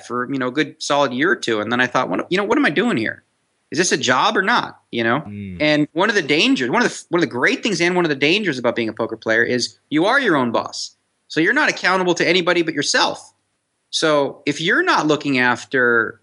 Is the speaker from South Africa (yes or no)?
no; Canada; now in Las Vegas, United States; I'm Canadian. So, you know, I played street hockey growing up